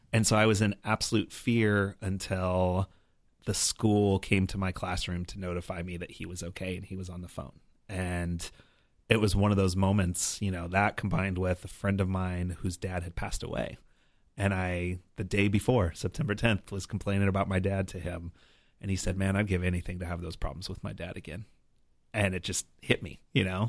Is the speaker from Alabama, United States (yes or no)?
no; New Mexico, United States; also born or lived in Colorado; Born in Colorado, spent most of my life growing up in New Mexico